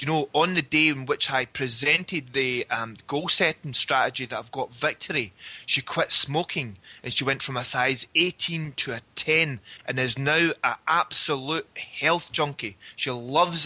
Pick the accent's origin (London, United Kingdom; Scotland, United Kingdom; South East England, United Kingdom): Scotland, United Kingdom; Glasgow; I'd made the decision to leave my hometown in Glasgow